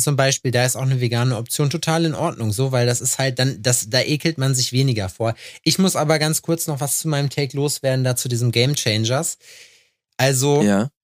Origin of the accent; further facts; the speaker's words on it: Lüdenscheid, North Rhine-Westphalia, Germany; moved away; also born or lived in eastern Germany; früher bei uns in Lüdenscheid oder in Halfa